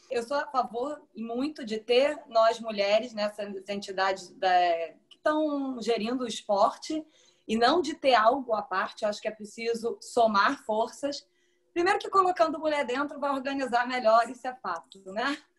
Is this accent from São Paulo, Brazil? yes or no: no; Niterói, Rio de Janeiro, Brazil; eu sou de Niterói